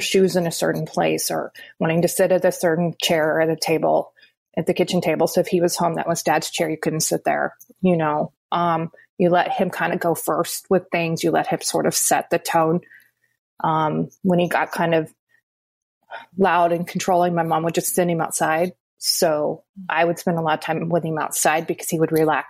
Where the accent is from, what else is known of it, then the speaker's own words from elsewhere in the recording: Wichita, Kansas, United States; I grew up in Wichita, Kansas